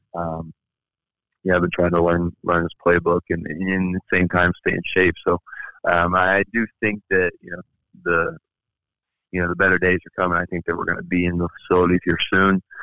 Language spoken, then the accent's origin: English; Indianapolis, Indiana, United States; my hometown of Indianapolis